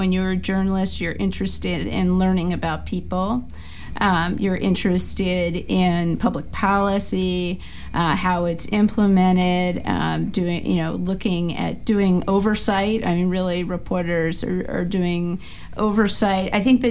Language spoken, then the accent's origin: English; Baltimore, Maryland, United States; now in Washington, D.C., United States; even growing up in Baltimore, so my middle school classmates included Jada Pinkett Smith.